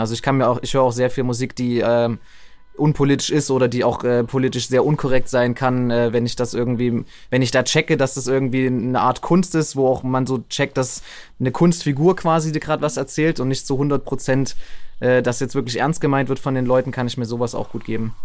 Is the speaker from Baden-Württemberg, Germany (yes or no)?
no; Leipzig, Saxony, Germany; also born or lived in Zwenkau; ich bin aufgewachsen in Leipzig, also ich bin schon Urleipziger auf jeden Fall seit Kindheitstagen